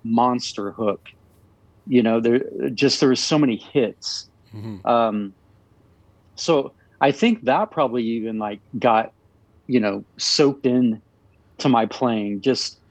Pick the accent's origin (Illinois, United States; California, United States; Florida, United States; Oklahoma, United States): Oklahoma, United States; Tulsa; growing up in Tulsa, Oklahoma, you're surrounded by religion and Christianity